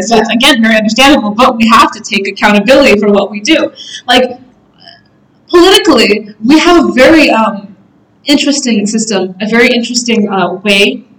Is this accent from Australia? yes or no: no; North Macedonia; I said, oh, I'm from Macedonia.